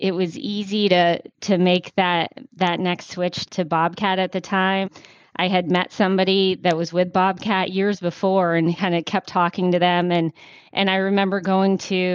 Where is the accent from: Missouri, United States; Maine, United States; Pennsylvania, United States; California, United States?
Maine, United States; moved away as an adult; also born or lived in Florida; now in Atlanta, United States; I grew up in Maine, a little far away from Atlanta, where home is now.